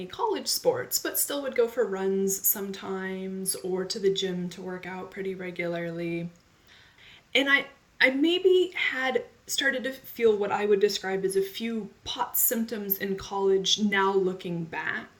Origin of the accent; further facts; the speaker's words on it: Phoenix, Arizona, United States; now in California, United States; I'm 41 years old, and I grew up in Phoenix, Arizona.